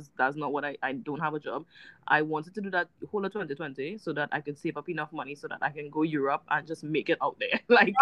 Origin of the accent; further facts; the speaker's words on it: Trinidad & Tobago; accent: Trini; we are Trinis and our accent is lovely